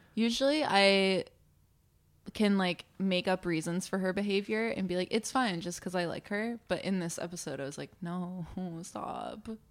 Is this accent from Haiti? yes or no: no; New Brunswick, Canada; I grew up in New Brunswick